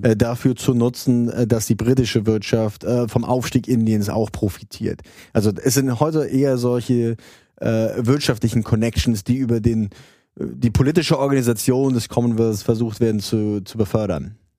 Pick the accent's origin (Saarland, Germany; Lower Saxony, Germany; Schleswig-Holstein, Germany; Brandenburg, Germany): Saarland, Germany; moved away as an adult; also born or lived in Trier; now in London, United Kingdom; ich komme ursprünglich aus dem Saarland, habe in Trier studiert Und bin dann zweitausend, zweitausendeinst, äh, nach London gegangen